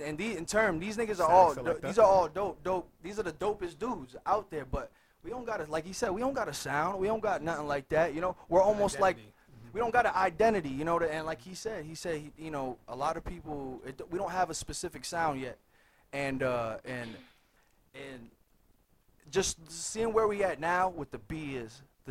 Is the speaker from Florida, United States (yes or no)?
no; Leominster, Massachusetts, United States; Shout out to Leominster, Massachusetts, man. That's my hometown. Leomington 978, man. I am Mr. Leominster.